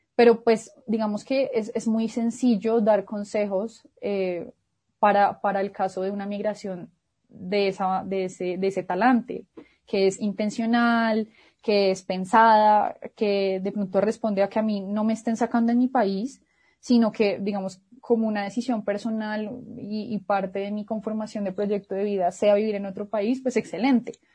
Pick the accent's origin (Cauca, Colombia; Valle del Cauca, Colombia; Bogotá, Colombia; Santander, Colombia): Bogotá, Colombia; yo que soy bogotana y que he vivido toda mi vida en Bogotá